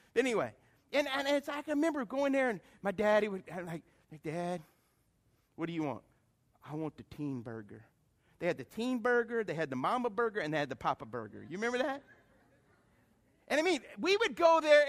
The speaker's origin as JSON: {"language": "English", "town": "Lafayette", "country": "United States", "also_born_or_lived": "New York / Atlanta / Detroit", "moved": "as an adult", "said": "I was a guy from Lafayette and I was living in New York, Atlanta, you know, Detroit."}